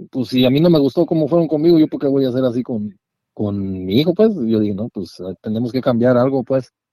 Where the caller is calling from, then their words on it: Hayward, California, United States; de acá de, Hayward, en el área